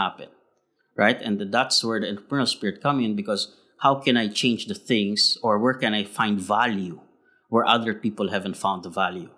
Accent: Philippines; now in Shanghai, China; Being Filipino, we are very uh, we are very resilient people.

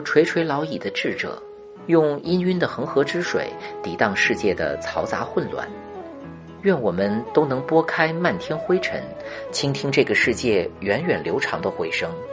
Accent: China; 我们中国人

